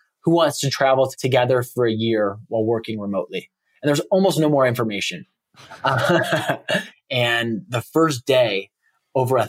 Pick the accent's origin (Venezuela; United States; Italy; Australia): United States; suburb just north of Chicago, Illinois; moved away; I grew up in a nice little suburban cul-de-sac in a suburb just north of Chicago.